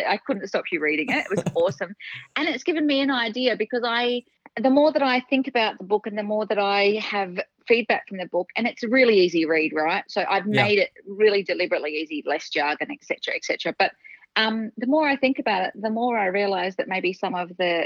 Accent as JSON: {"language": "English", "region": "Western Australia", "country": "Australia", "tie": "born or raised there", "moved": "yes", "lives_now": "Melbourne, Australia", "said": "I grew up in Western Australia. So I'm originally from Western Australia, now moved to Melbourne"}